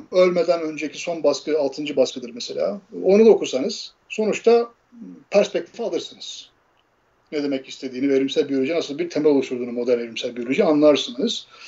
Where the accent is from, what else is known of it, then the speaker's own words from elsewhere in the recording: Erzin, Hatay, Turkey; moved away as an adult; also born or lived in Ankara; Erzin'de yani bizim işte şey Hatay'ın ilçesi ben oralıyım.